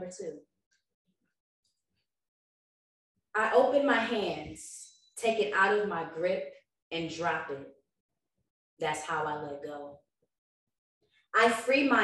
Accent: the Bay Area, California, United States; I'm from the Bay

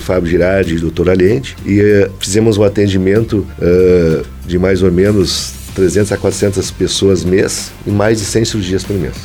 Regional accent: Santa Cruz do Sul, Rio Grande do Sul, Brazil; Como eu sou natural de Santa Cruz, eu acabei vindo então a a exercer essa função aqui no, nos hospitais em 1994

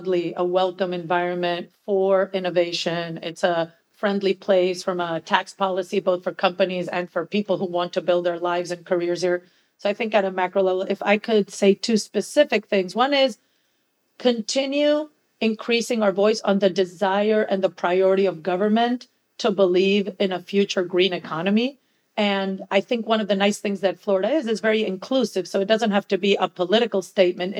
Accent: Venezuela; now in Miami, United States; I'm from Venezuela

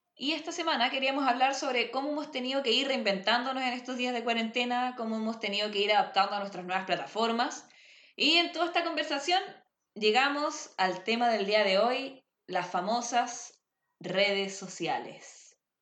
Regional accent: Viña del Mar, Valparaíso, Chile; also born or lived in Santiago / Los Andes; Yo en realidad soy de Viña. O sea, nací en Santiago, pero viví ahí hasta como los seis años, después viví un tiempo en los Andes y después me vine a vivir a Viña

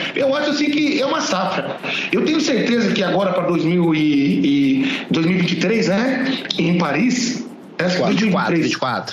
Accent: Lençóis Paulista, São Paulo, Brazil; moved away as an adult; also born or lived in Araçatuba; now in Presidente Prudente, Brazil; lá para Lençóis Paulista, onde eu nasci

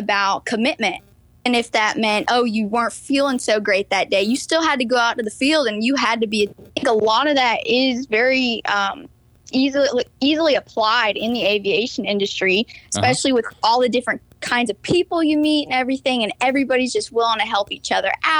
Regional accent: Atlanta, Georgia, United States; also born or lived in Michigan; I am originally from Michigan, but when I was 4 years old, my dad got a job on the south side of Atlanta, and I've been in the south ever since

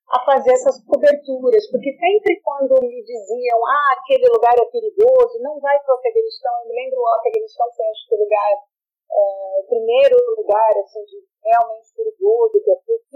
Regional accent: Santos, São Paulo, Brazil; eu nasci em Santos, de uma família de imigrantes italianos e portugueses.

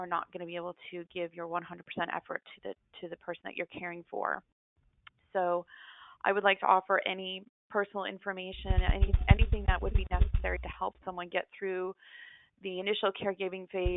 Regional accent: Central Florida, United States; I'm from Central Florida

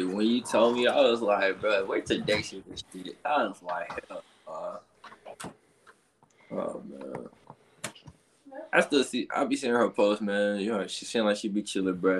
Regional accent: Atlanta, Georgia, United States; moved away; also born or lived in Albany, Georgia; I was born in Albany, but we was raised in Atlanta.

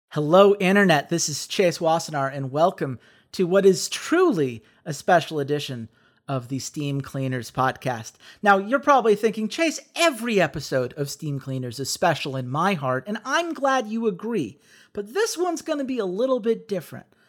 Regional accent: Atlanta, Georgia, United States; growing up in Atlanta

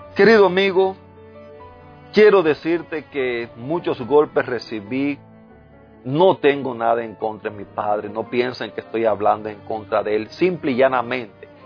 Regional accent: Cuba; moved away; en el lugar donde nací, allá en Cuba, en, el vecindario donde me crié

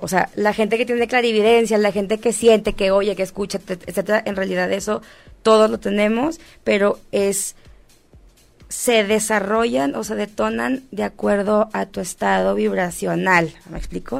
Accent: Monterrey, Nuevo León, Mexico; moved away; also born or lived in Mexico City; Vengo de Monterrey, Monterrey es una sociedad bastante conservadora

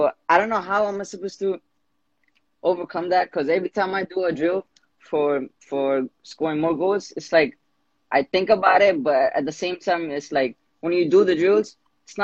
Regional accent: New York City, New York, United States; My age is 19, and I'm from New York City.

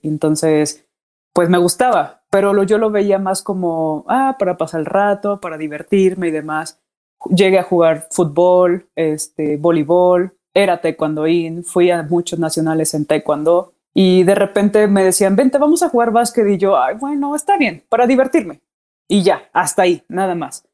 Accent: Morelia, Michoacán, Mexico; moved away as an adult; also born or lived in Monterrey / Puebla; now in Mexico City, Mexico; Soy de Morelia, Michoacán.

